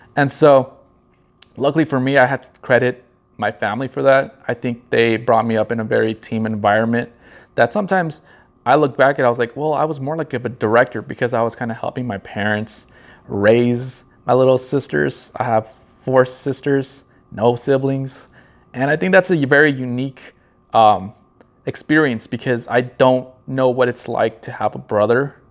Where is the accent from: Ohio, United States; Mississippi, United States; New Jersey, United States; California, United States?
California, United States; Norwalk; I was born in Norwalk, California.